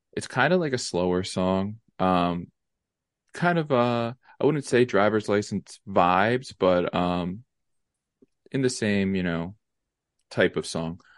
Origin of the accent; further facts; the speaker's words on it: Lansdale, Pennsylvania, United States; Lansdale, Pennsylvania